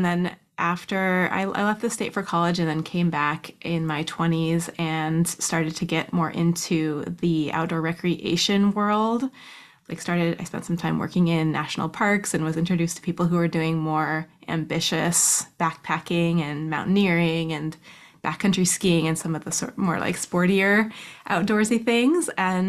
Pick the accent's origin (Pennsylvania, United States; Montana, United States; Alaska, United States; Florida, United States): Alaska, United States; Soldotna; now in Anchorage, United States; In Soldotna. Soldotna is like a little town that's a couple hours south of Anchorage.